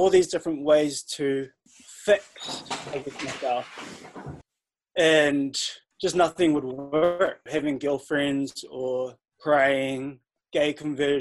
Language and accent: English; Wellington, New Zealand; also born or lived in Stokes Valley / Wainuiomata / Mount Victoria; I grew up here in Wellington and originally from Stokes Valley.